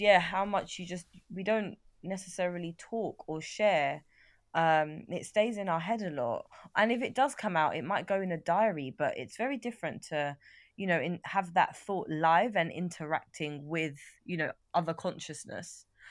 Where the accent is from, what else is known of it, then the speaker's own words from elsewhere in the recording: London, United Kingdom; growing up in North London